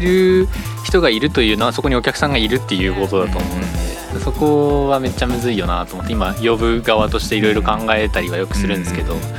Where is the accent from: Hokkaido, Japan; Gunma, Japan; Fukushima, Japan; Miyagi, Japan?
Hokkaido, Japan; Sapporo; moved away as an adult; now in Tokyo, Japan; 生まれも育ちも札幌